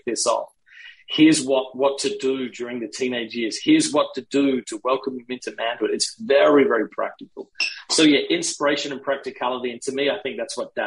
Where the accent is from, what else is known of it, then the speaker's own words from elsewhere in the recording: Australia; moved away; I grew up in Australia. So I took my son to Australia so he could see the values that shaped me